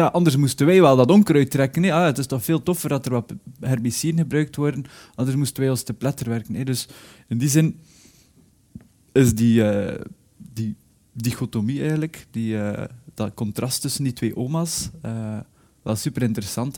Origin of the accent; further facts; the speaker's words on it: Belgium; moved away; also born or lived in Spain; ik ontvluchtte België omdat ik vond dat hier te veel regende.